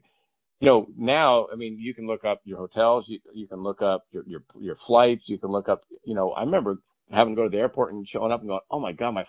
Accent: Irvine, California, United States; I grew up in Irvine.

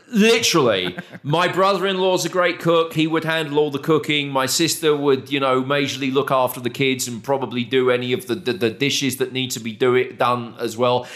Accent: United Kingdom; moved away as an adult; also born or lived in Arizona; now in Texas, United States; we're British

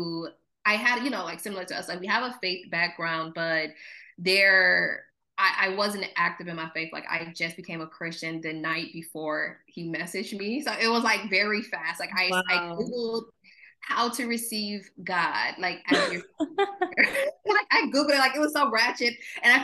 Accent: Mount Morris, Michigan, United States; moved away as an adult; now in Los Angeles, United States; I just tell people I'm from Flint, but I'm from Mount Morris

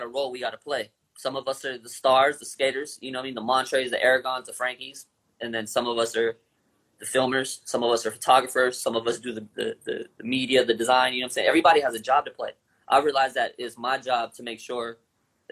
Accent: Long Beach, California, United States; I come from Long Beach.

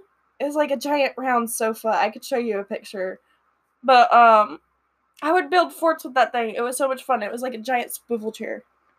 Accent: the South, United States; accent: Southern; my dad's from the city and my mom's like from the country, so I like, the more angry I get, the more Southern I get.

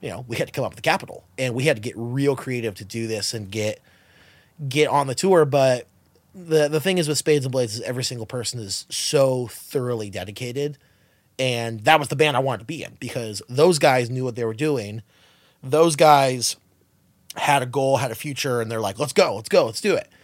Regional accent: Los Angeles or Southern California, United States; We're all from L A or SoCal

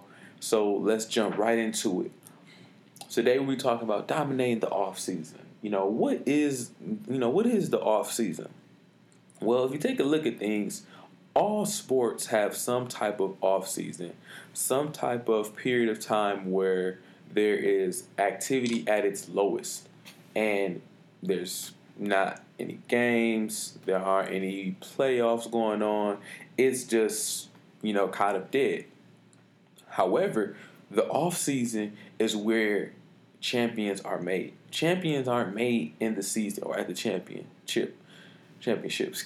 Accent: Detroit, Michigan, United States; I'm from Detroit, Michigan, graduate of Renaissance High School

